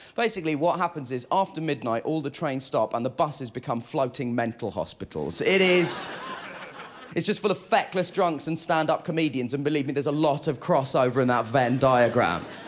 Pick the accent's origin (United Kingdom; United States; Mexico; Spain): United Kingdom; I'm a British Asian gentleman